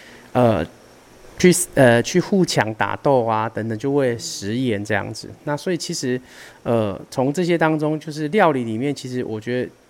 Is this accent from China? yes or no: no; Taiwan; 毕竟这是我们属于台湾人的文化